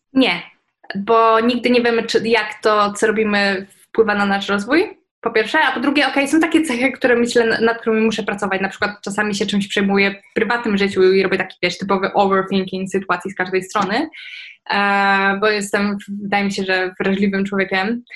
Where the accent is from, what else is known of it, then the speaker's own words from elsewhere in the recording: Poland; żyjemy w Polsce, w Unii Europejskiej, to, że jakby wychowaliśmy się, w sensie moje pokolenie wychowało się w czasach właśnie wejścia do Unii